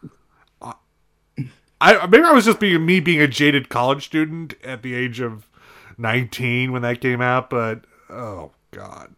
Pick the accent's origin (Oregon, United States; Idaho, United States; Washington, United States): Oregon, United States; Astoria; My hometown of Astoria, Oregon